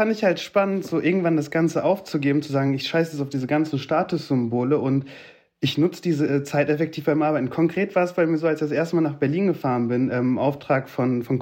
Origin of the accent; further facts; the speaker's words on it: Turkey; now in Germany; Hm, ich bin auch Türke. Ich gebe die Bahncard ab.